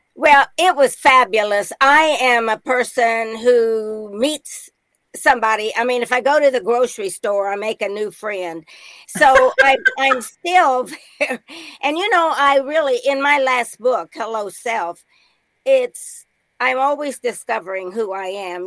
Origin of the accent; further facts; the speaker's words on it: Indiana, United States; moved away as an adult; now in Nashville, United States; I was from Indiana, a midwestern town